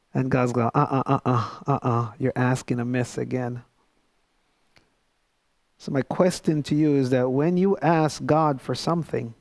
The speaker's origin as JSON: {"language": "English", "country": "Jamaica", "moved": "yes", "lives_now": "United States", "said": "I knew that I was Jamaican. I'm still Jamaican."}